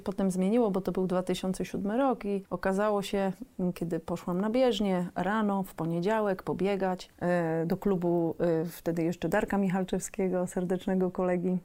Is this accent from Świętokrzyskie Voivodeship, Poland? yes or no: no; Gdańsk, Pomeranian Voivodeship, Poland; jesteśmy z Gdańska